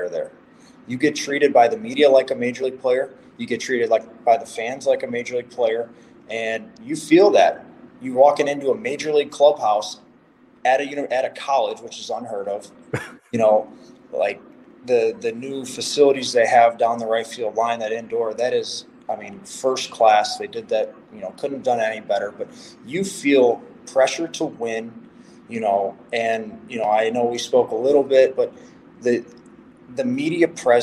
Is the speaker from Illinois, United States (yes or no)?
yes; Chicago, Illinois, United States; growing up in Chicago